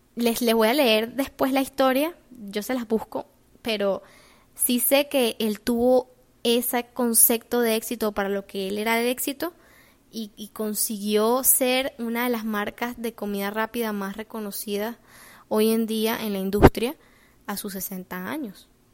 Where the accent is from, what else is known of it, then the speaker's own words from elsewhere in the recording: Venezuela; moved away as an adult; now in United States; Yo cuando me vine de Venezuela